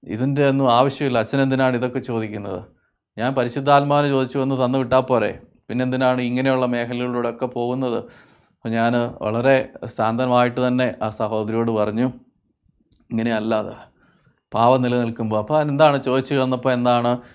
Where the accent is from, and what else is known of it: Kerala, India